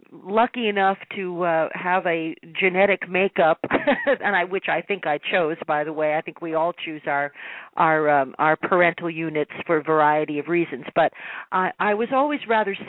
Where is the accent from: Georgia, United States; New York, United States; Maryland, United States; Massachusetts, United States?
New York, United States; being a New Yorker myself